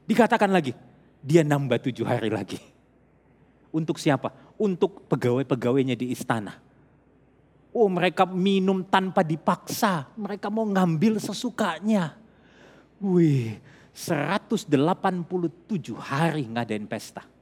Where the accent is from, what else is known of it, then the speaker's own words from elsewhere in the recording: Makassar, South Sulawesi, Indonesia; kalau saya besar di Makassar, saya lahir di Makassar.